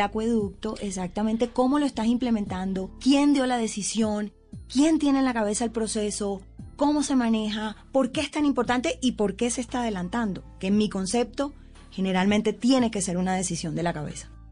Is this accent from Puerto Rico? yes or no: no; Colombian Caribbean coast, Colombia; como decimos las costeñas